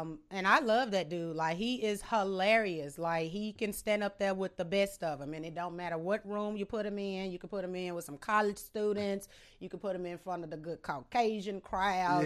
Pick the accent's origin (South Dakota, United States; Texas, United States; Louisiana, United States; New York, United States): Louisiana, United States; Sterlington; also born or lived in Monroe, Louisiana